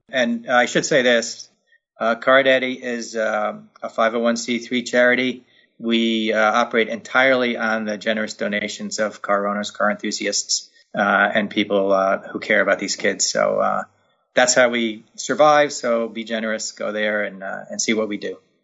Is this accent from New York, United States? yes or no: yes; Poughkeepsie, New York, United States; my hometown in Poughkeepsie, New York